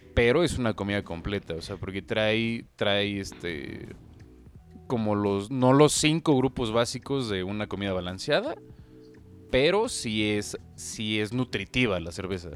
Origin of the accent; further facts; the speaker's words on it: Mexico; viviendo en México, siendo mexicano